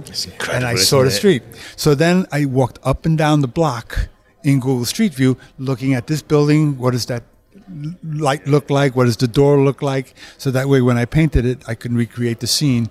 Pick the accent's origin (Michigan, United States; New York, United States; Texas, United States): New York, United States; moved away; also born or lived in California; I'm originally from New York, and I would go back to New York to visit my family quite often